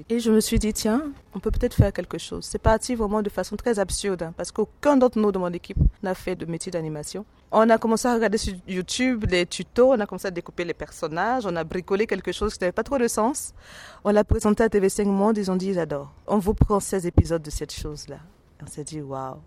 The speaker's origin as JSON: {"language": "French", "country": "Côte d’Ivoire", "said": "je suis originaire de la Côte d'Ivoire"}